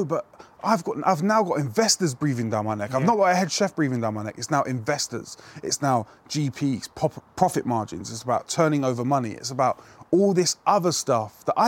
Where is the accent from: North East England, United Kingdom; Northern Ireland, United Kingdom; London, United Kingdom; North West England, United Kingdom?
London, United Kingdom; Us Brits, I'm half British, you see. I'm half English. Especially us Londoners